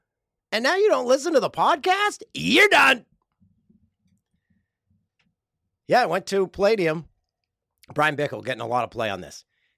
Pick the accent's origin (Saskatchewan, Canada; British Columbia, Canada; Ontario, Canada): Ontario, Canada; Peterborough; now in Prince Edward Island, Canada; Okay, I grew up in Peterborough. This is from Riley. And moved to PEI 5 years ago. Love hearing all the Peterborough references. Reminds me of home.